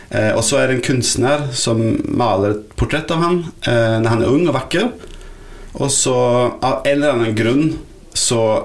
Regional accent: Sweden; Norwegian is a second language; now in Norway; jeg er svensk.

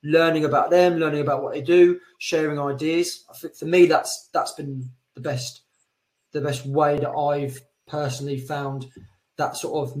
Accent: Colchester, East of England, United Kingdom; moved away as an adult; now in Madrid, Spain; I'm from Colchester originally

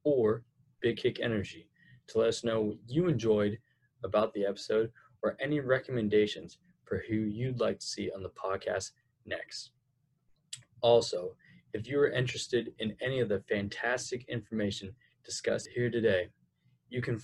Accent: Fresno, California, United States; I'm from Fresno, California

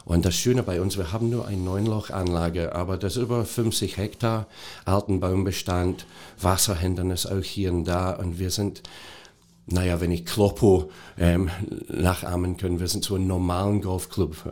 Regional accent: Scotland, United Kingdom; German is a second language; moved away as an adult; also born or lived in Hanover; now in Germany; ich bin seit über 30 Jahren jetzt in Deutschland. Ähm, ich habe meine Ausbildung in Schottland gemacht

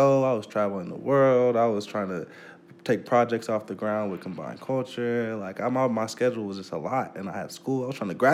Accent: Oakland, California, United States; also born or lived in Los Angeles; I lived in the Bay from, like, 6 to, like, okay. 13, 14

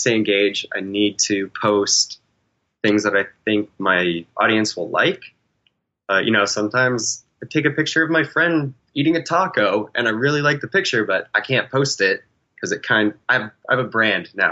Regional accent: New Hampshire, United States; now in Texas, United States; I grew up in New Hampshire

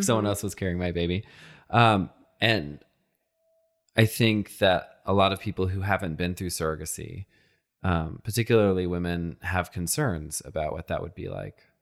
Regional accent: Texas, United States; I, I grew up in Texas

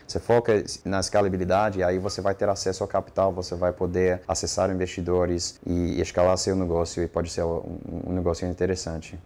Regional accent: United States; Portuguese is a second language; moved away as an adult; now in Brazil; Eu sou americano

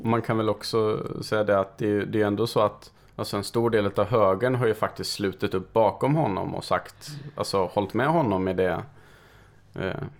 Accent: Karlstad, Värmland, Sweden; now in Stockholm, Sweden; bägge våras hemkommun.

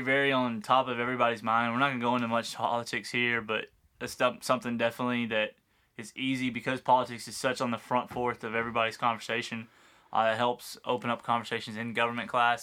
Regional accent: United States; I'm American

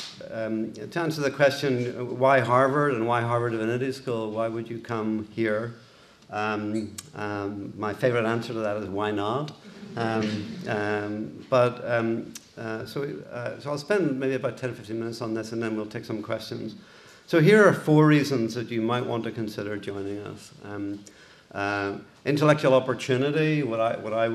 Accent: Belfast, Northern Ireland, United Kingdom; accent: Irish; moved away as an adult; also born or lived in Boston, United States; now in United States; You can tell my accent is Irish. I grew up in, I was born in Belfast in Northern Ireland

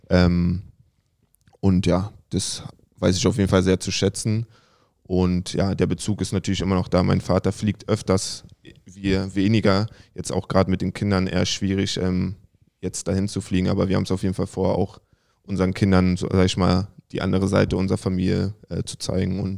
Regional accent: Berlin, Germany; Im Südosten, also Klinike bin ich aufgewachsen. Meine Frau ähm, im Nebenort war Rudo Buko.

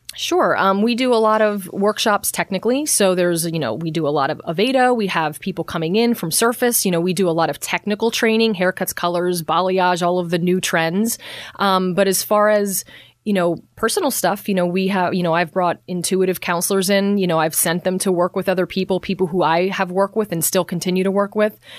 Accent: Bethlehem, Pennsylvania, United States; also born or lived in West Palm Beach; I've born and raised in Bethlehem

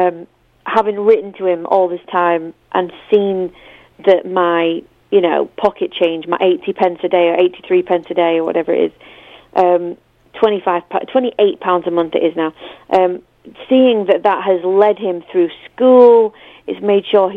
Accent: United Kingdom; I'm too British

